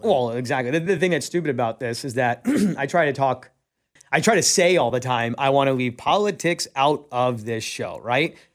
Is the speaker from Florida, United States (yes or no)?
no; New York, United States; moved away; I'm originally from New York.